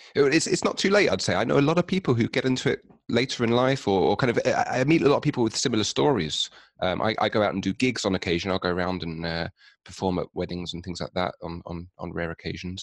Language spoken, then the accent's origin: English; London, United Kingdom; I'm from London, in England